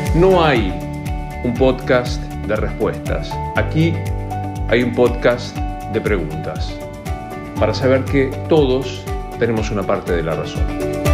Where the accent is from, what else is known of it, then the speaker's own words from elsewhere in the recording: Rosario, Santa Fe, Argentina; moved away as an adult; now in Buenos Aires, Argentina; Soy rosarino